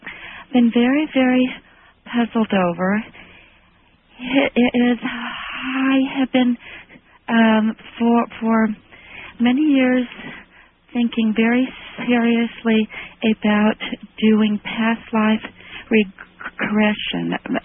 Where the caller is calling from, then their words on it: Bakersfield, California, United States; from Bakersfield.